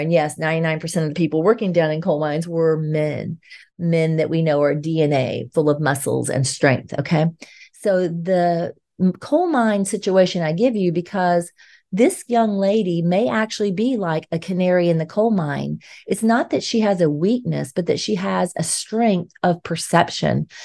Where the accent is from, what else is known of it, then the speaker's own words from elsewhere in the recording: Georgia, United States; moved away as an adult; we've both been raised in Georgia, even though we've spent some time in other states throughout our adult life